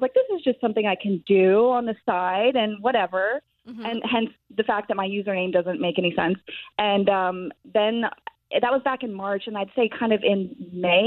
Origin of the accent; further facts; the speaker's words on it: Tampa, Florida, United States; also born or lived in Massachusetts; I've been in Tampa almost my whole life. I was born in Massachusetts and my family moved here when I was 4